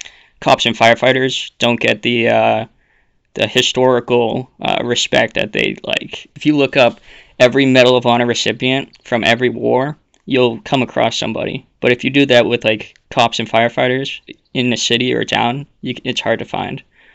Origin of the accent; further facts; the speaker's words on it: Massachusetts, United States; So I'm from Massachusetts